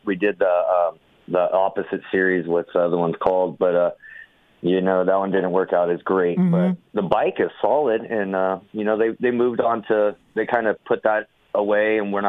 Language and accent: English; Glendale, California, United States; I grew up in Glendale.